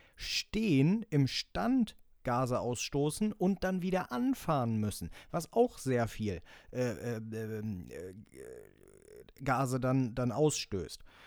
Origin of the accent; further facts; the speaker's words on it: Elmshorn, Schleswig-Holstein, Germany; Bei uns in Emshorn